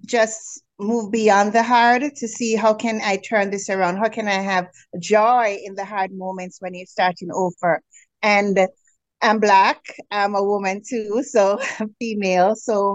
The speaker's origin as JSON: {"language": "English", "country": "Jamaica", "moved": "as an adult", "lives_now": "Canada", "said": "So I am originally from the Caribbean, Jamaica"}